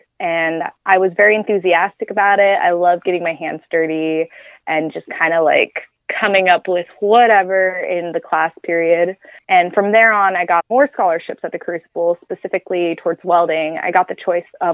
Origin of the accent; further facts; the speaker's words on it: Oakland, California, United States; I'm originally from Oakland